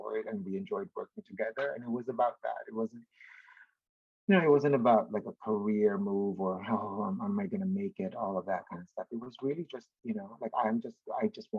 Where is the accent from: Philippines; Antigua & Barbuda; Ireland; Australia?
Philippines; born and raised in the Philippines